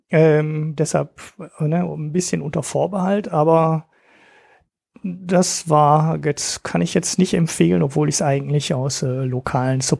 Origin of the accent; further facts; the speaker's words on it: Oberhausen, North Rhine-Westphalia, Germany; Es ist ein Oberhausener Bier aus meiner Heimat ähm, von der Ruhrpott Brewery